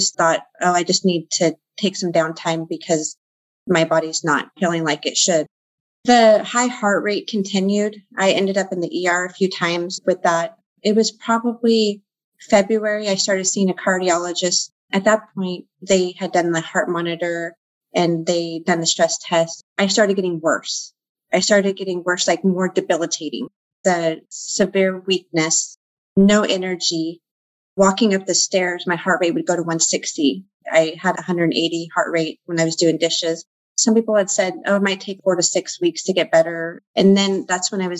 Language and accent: English; Central Valley, California, United States; I'm from the Central Valley. I live in California